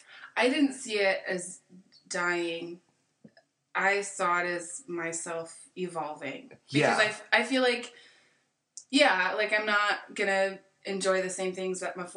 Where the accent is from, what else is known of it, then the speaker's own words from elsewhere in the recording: Napa Valley, California, United States; I'm from Napa Valley